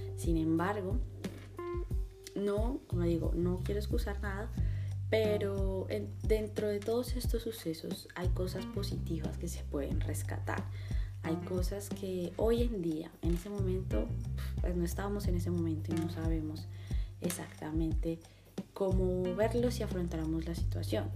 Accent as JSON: {"language": "Spanish", "country": "Colombia", "said": "tenemos como colombianos"}